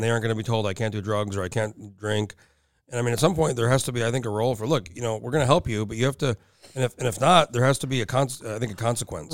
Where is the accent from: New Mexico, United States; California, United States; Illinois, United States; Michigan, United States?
New Mexico, United States; Rio Rancho; moved away as an adult; now in Anchorage, United States; I'm from New Mexico originally. I've been here almost twenty years, but I go back, I just went back for my reunion. My parents still live there. And, you know, where I grew up, and, and, like, it's a little bit outside of El, it's like twenty minutes outside of Albuquerque. It's, it's called Rio Rancho